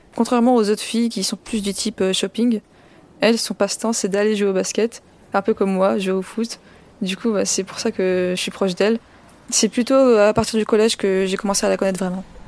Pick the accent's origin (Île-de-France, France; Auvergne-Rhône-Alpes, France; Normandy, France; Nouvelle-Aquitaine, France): Île-de-France, France; Colombes; J'ai grandi à Colombes, dans le quartier des Fossés-Jean.